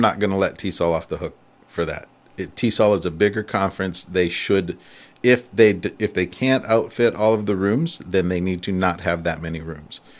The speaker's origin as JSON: {"language": "English", "area": "near Ann Arbor", "region": "Michigan", "country": "United States", "tie": "born or raised there", "also_born_or_lived": "San Francisco", "moved": "yes", "lives_now": "Japan", "said": "I grew up near Ann Arbor."}